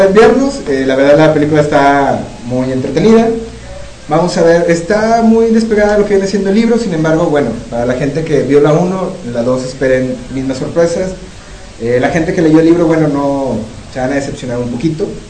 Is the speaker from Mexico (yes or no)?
yes; Mexico; En México, eh, nosotros